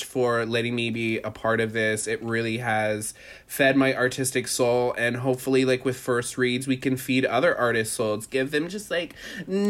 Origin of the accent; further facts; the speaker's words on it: Indiana, United States; moved away as an adult; now in New York City, United States; I was born and raised in Indiana. I went to college in Indiana.